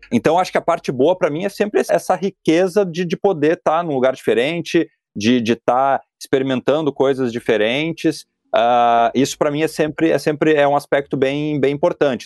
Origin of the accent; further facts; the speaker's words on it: Taquara, Rio Grande do Sul, Brazil; accent: gauchês; moved away as an adult; also born or lived in São Paulo / Portland, United States; retornei à minha cidade natal, né, eu, te, eu, moro em Taquara